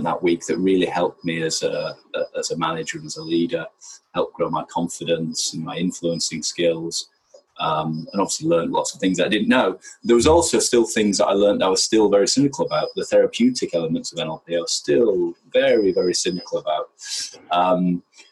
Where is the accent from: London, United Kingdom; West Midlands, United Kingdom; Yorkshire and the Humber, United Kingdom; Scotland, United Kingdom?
Yorkshire and the Humber, United Kingdom; I grew up in Yorkshire